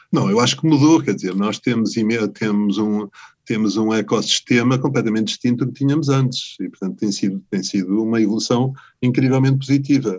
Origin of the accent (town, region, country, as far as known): Portugal